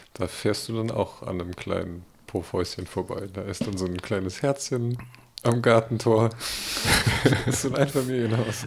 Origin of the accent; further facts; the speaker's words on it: Berlin, Germany; moved away; also born or lived in Schwerin; bin ich in West-Berlin geboren.